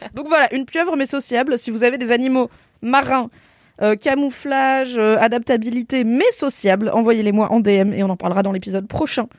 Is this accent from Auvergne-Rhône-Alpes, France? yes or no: yes; Drôme, Auvergne-Rhône-Alpes, France; c'est donc dans la Drôme là où j'ai grandi